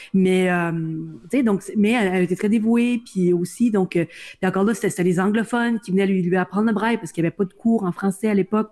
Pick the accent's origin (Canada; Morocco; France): Canada; Welland, Ontario; je suis née euh, à Welland en Ontario, donc euh, dans la péninsule du Niagara